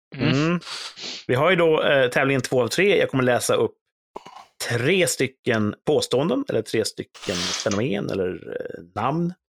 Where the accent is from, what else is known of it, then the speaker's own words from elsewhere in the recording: Sweden; som svensk